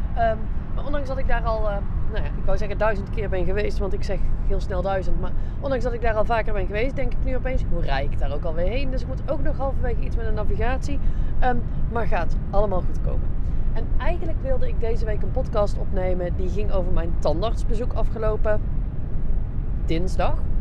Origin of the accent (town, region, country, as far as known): Netherlands